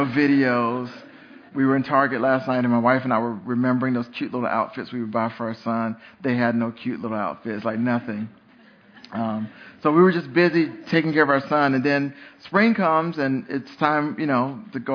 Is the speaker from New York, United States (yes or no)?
no; North Carolina, United States; I grew up here in North Carolina